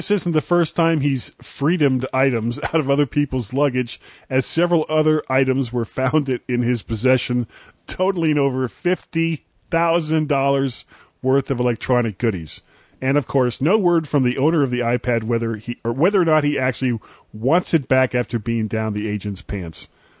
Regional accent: Fort Lauderdale, Florida, United States; moved away; I'm originally from Fort Lauderdale

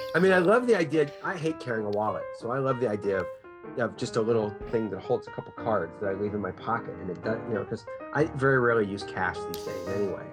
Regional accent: United States; I'm an American

